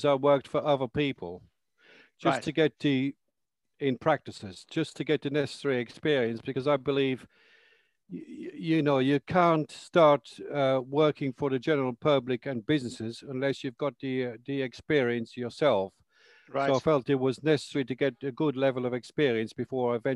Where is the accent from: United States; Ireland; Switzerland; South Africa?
Ireland; moved away as an adult; also born or lived in London, United Kingdom; now in High Wycombe, United Kingdom; I'm originally from Ireland, but I was born in London. And I went to live in Ireland when I was 2 years of age.